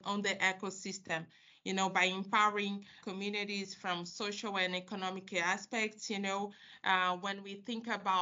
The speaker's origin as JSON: {"language": "English", "region": "Rio de Janeiro", "country": "Brazil", "tie": "born or raised there", "said": "I'm from Rio de Janeiro, and I was raised by a very strong woman"}